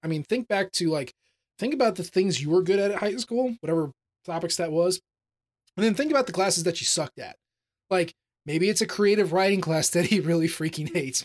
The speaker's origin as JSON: {"language": "English", "region": "Missouri", "country": "United States", "said": "I'm from Missouri. I don't pronounce anything the way it's supposed to be pronounced"}